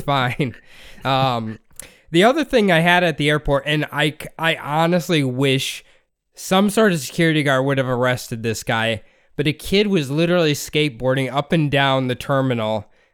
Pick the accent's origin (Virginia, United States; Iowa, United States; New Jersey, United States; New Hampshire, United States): Iowa, United States; we grew up in Iowa